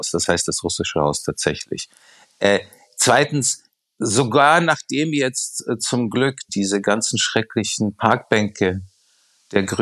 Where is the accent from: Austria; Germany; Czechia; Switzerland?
Czechia; Prague; Ich war gerade in Prag, was meine Heimatstadt ist, äh, wo ich auch manchmal öfters bin